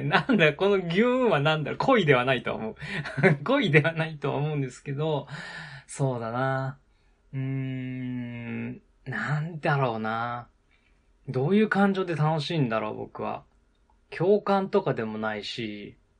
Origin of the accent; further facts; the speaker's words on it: Nagano, Japan; moved away; その当時ね、あの、地元の長野県に住んでたので